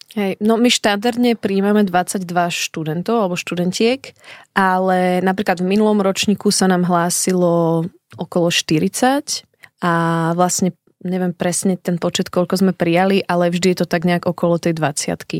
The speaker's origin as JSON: {"language": "Slovak", "town": "Bratislava", "region": "Bratislava Region", "country": "Slovakia", "tie": "born or raised there", "also_born_or_lived": "Šaštín, Záhorie / Brno", "moved": "yes", "lives_now": "Šaštín-Stráže, Slovakia", "said": "narodila som sa v Bratislave a v súčasnosti žijem v Šaštine na záhory malom mestečku"}